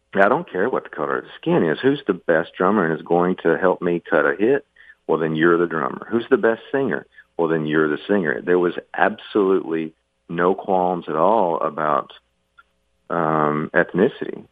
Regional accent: the South, United States; growing up in the South when I did

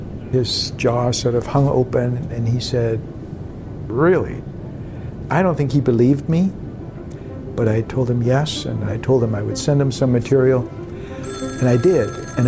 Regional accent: Germany; moved away; We also traveled to my hometown, and on the last day in Germany

